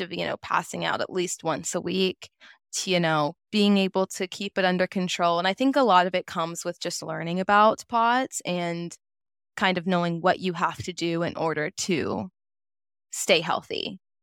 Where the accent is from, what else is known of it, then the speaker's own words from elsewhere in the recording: Nashville, Tennessee, United States; now in Chattanooga, United States; I was born and raised in Nashville, Tennessee, moved to Chattanooga, Tennessee back in 2019 for college.